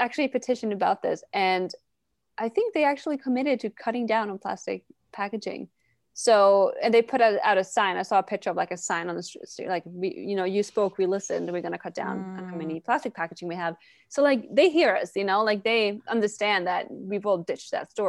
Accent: Sweden; We're both from Sweden

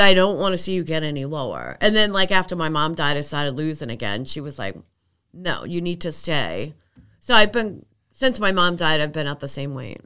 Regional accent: Arlington, Massachusetts, United States; also born or lived in Michigan; we grew up together on Bottom Street

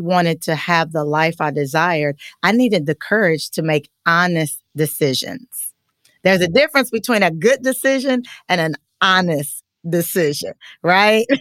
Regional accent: Richmond, Kentucky, United States; moved away as an adult; also born or lived in Louisville, Kentucky; now in Atlanta, United States; I'm just a small town girl from Kentucky

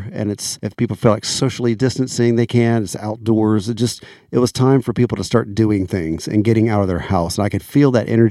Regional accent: Florida, United States; accent: southern; when I grew up in Florida

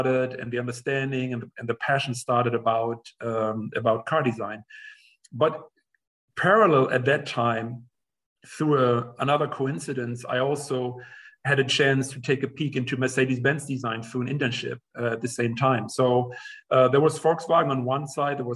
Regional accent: Germany; moved away as an adult; also born or lived in England / United States; I grew up in Germany

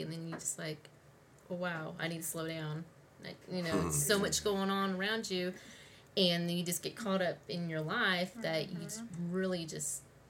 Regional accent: California, United States; moved away; I mean, we had it out in California. I'm from California.

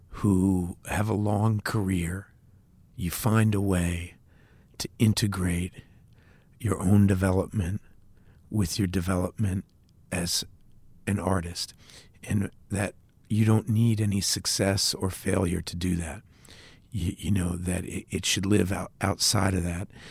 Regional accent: United States; as an American artist

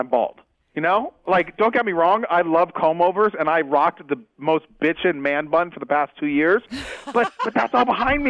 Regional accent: United States; I was born here. I'm 41 years old.

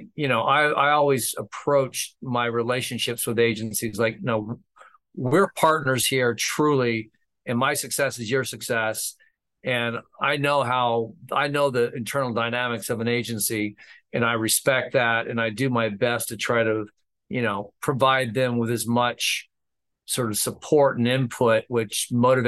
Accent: Stockton, California, United States; I grew up in Northern California, Stockton, California

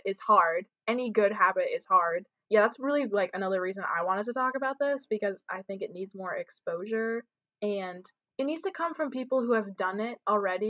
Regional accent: New York, United States; I'm from New York and the East Coast, and that's just how we are.

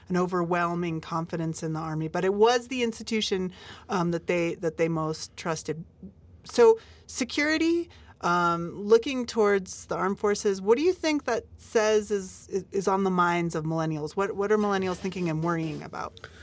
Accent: United States; now in Mexico; as an American

